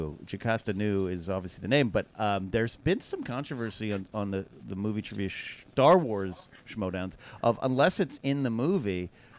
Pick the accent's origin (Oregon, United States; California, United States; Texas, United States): California, United States; San Luis Obispo; also born or lived in Orange, California; I was 7 years old at a theater in San Luis Obispo, California, my hometown, where we moved around 82.